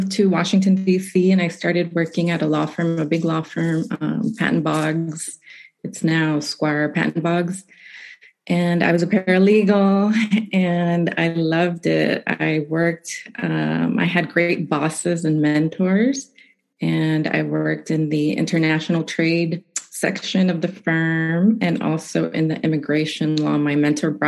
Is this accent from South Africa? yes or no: no; Nicaragua; moved away as an adult; also born or lived in Massachusetts; now in United States; I'm originally from Nicaragua, and I came to the United States for college, and I've been here ever since